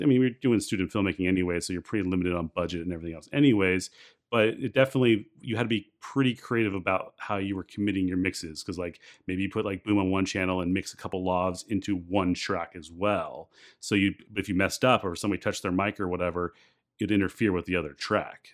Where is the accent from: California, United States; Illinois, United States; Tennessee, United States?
California, United States; San Clemente; I grew up in San Clemente